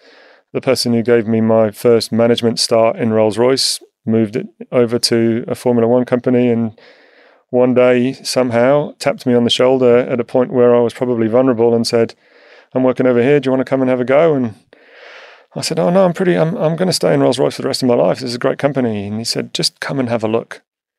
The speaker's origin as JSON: {"language": "English", "town": "Whiston", "region": "North West England", "country": "United Kingdom", "tie": "born there", "said": "I was born in a place called Whiston, which is just outside Liverpool in the UK."}